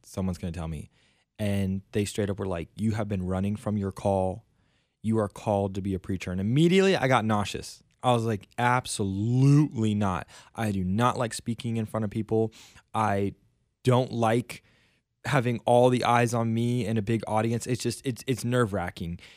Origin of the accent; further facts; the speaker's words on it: South Florida, United States; moved away as an adult; now in Stockton, United States; I am from South Florida, and I've lived there my entire life. I was born and raised there